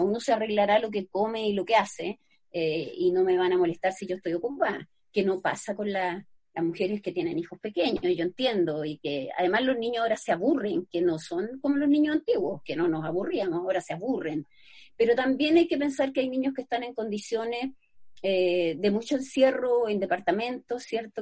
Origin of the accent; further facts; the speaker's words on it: Santiago, Santiago Metropolitan Region, Chile; also born or lived in Valparaíso; yo soy de Santiago